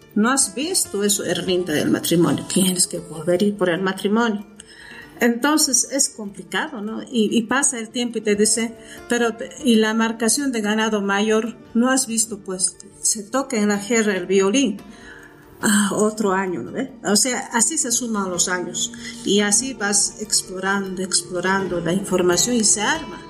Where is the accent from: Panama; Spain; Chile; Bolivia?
Bolivia; Potosí; soy potosina, vivo en Potosí